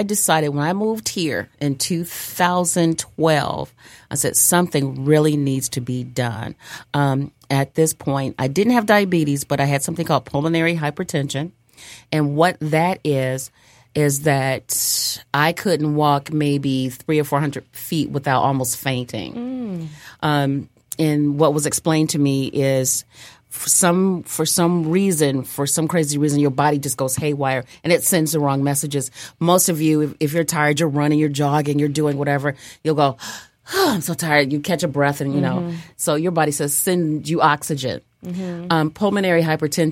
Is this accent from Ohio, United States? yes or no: yes; Cleveland, Ohio, United States; now in Detroit, United States; I am originally from Cleveland, Ohio